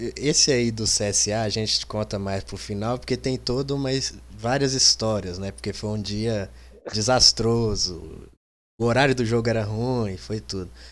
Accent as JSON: {"language": "Portuguese", "town": "Sete Lagoas", "region": "Minas Gerais", "country": "Brazil", "said": "Eu sou de Sete Lagoas"}